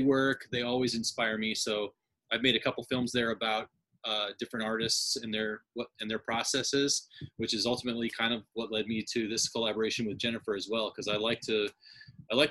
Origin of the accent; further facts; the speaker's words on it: Mason City, Iowa, United States; also born or lived in Des Moines, Iowa; I grew up in Mason City in Clear Lake, Iowa